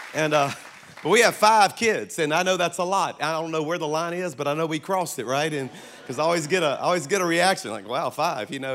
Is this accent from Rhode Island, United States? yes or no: no; South Louisiana, United States; I'm from South Louisiana